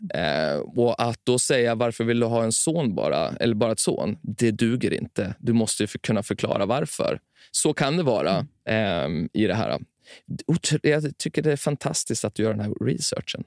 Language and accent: Swedish; Timrå, Västernorrland County, Sweden; Jag växte upp i Timrå